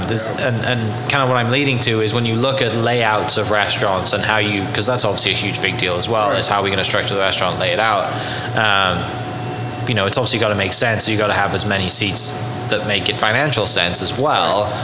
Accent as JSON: {"language": "English", "region": "England", "country": "United Kingdom", "tie": "born or raised there", "lives_now": "Oklahoma City, United States", "said": "me growing up in the UK, you know, you're eating with family, right?"}